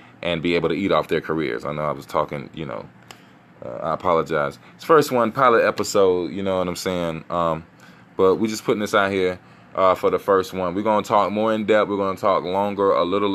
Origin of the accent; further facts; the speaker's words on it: South Carolina, United States; I'm from South Carolina